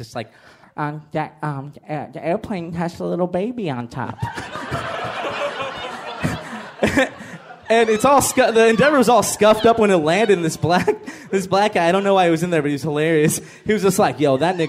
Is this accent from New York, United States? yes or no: no; Inglewood, California, United States; also born or lived in Westchester, Los Angeles / Redondo Beach; I grew up in Inglewood